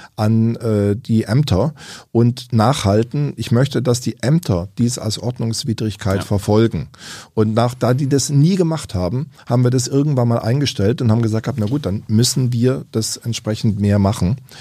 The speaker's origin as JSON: {"language": "German", "town": "Überlingen", "region": "Baden-Württemberg", "country": "Germany", "tie": "born or raised there", "said": "Ich auch selbst in meiner Heimatstadt Überlingen"}